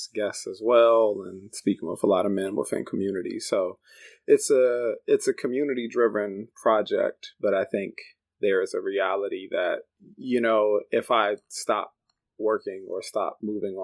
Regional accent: Washington, District of Columbia, United States; moved away as an adult; now in Chicago, United States; I grew up in the Washington, D.C. area originally. That's where I'm from. Been in Chicago since about 2014.

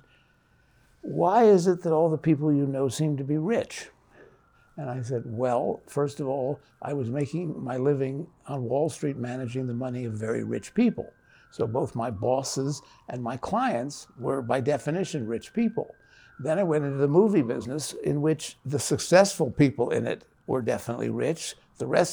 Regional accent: Midwest, United States; growing up in the Midwest, mostly, we grew up in a world where anywhere between 80 and 90% of the people we knew were Christians.

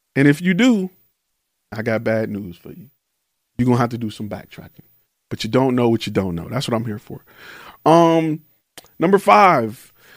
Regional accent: Detroit, Michigan, United States; moved away; I'm from Detroit

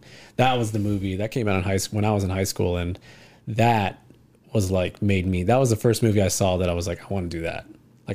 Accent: Alvin, Texas, United States; that's where I grew up in Alvin

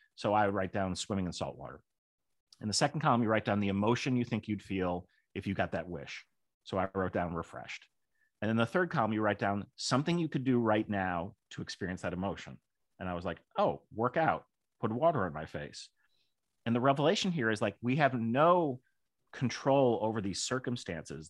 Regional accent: Kenilworth, Illinois, United States; I grew up in Kenneworth, Illinois, which could not have been more Republican.

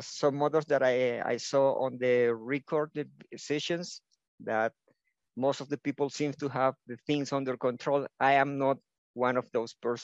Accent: Venezuela; first language Spanish; English is a second language; now in Ecuador; I was born in Venezuela, now living in Ecuador

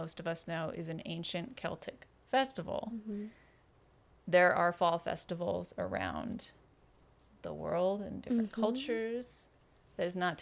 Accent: United States; I'm an American. I celebrate American Halloween

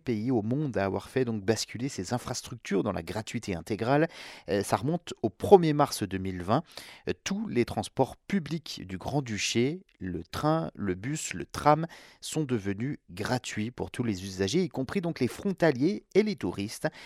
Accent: France; chez nous, en France

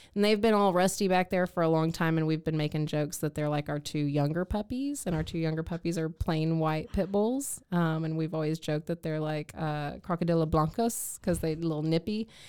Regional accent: East Texas, United States; moved away; my hometown of East Texas

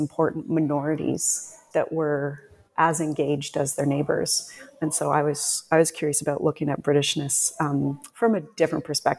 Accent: Canada; moved away as an adult; also born or lived in Scotland; I was Canadian living and working in Scotland

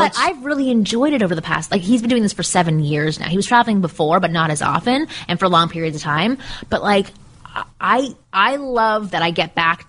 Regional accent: Canada; now in Georgia, United States; We live in LA. I grew up in Canada.

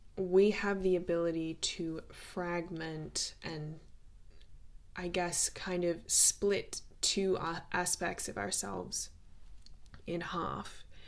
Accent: Australia; growing up in Australia

